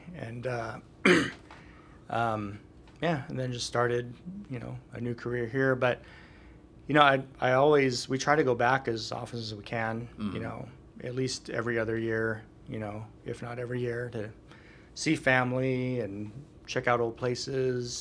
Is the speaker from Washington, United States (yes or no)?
yes; Washington, United States; moved away as an adult; also born or lived in Hawaii; my hometown's in Washington